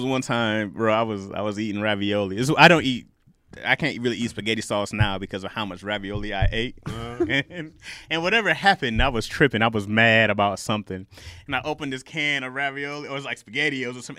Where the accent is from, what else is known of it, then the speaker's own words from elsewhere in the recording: Lansing, Michigan, United States; moved away as an adult; I'm from Lansing.